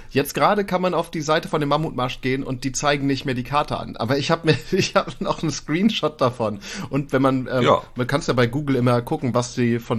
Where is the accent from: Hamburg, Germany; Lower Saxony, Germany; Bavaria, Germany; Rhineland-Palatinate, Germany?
Lower Saxony, Germany; Ja, das, ich komme aus Ostfriesland, da machen du auch.